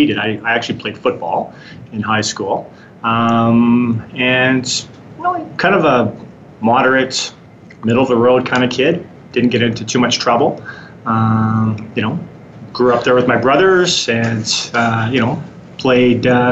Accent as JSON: {"language": "English", "town": "Winnipeg", "region": "Manitoba", "country": "Canada", "tie": "born or raised there", "moved": "yes", "lives_now": "Calgary, Canada", "said": "I'm from Winnipeg, born and raised. Moved to Calgary in 1996."}